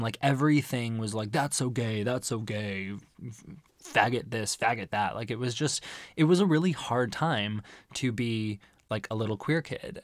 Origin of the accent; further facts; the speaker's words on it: Arizona, United States; growing up in Arizona